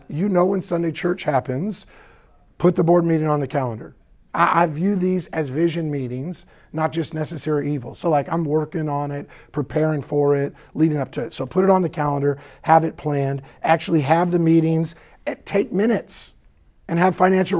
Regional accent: the South, United States; I sound like this after church because I'm from the South.

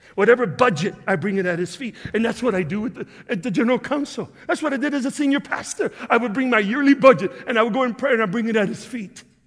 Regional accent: Chicago, Illinois, United States; I'm from Chicago.

